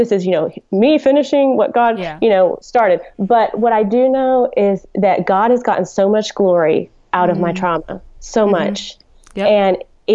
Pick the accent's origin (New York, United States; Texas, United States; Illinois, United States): Texas, United States; Dallas; I grew up in Dallas